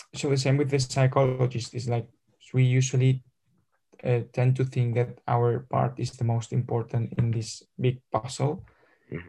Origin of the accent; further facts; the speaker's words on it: Madrid, Community of Madrid, Spain; English is a second language; I'm from Madrid